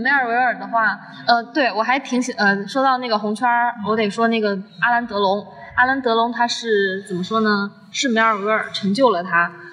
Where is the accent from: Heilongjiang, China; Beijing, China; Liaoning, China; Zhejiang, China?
Zhejiang, China; 我来自浙江